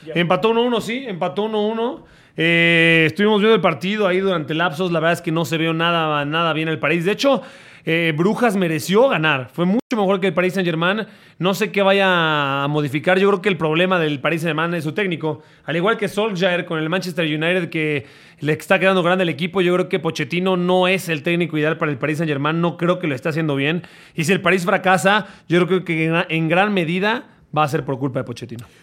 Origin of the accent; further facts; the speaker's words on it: Mexico; pues de México